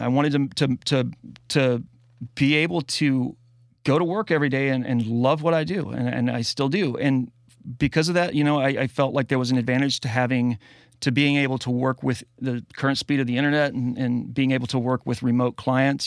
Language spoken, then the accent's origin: English; the South, United States; I grew up in the South